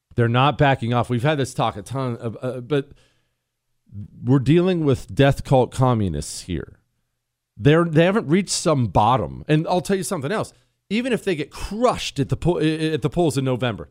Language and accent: English; United States; I'm an American. I speak English